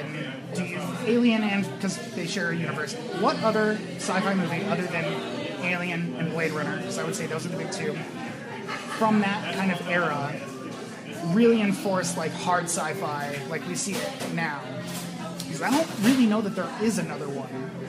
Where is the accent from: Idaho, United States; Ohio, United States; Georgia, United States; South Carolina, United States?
Idaho, United States; I'm from Idaho.